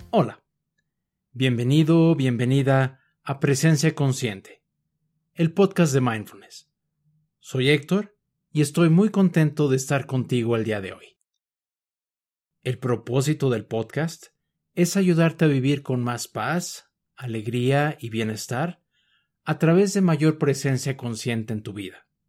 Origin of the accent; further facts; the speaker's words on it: Mexico City, Mexico; Yo nací en la Ciudad de México y por lo tanto crecí viendo personas, casas, edificios, perros, gatos, etc.